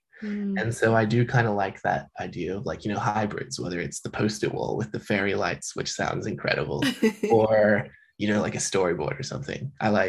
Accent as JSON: {"language": "English", "town": "Melbourne", "region": "Victoria", "country": "Australia", "said": "But I spoke to Laura Jean McKay once because we're both from Melbourne"}